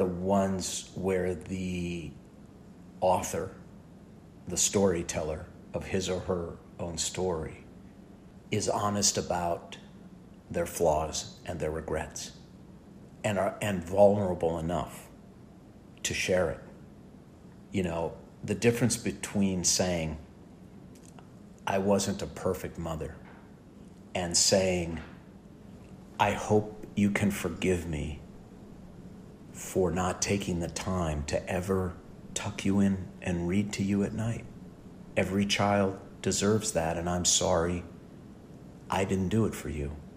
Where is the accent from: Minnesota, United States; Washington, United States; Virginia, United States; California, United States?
Minnesota, United States; St. Louis Park; born or raised there; now in Los Angeles, United States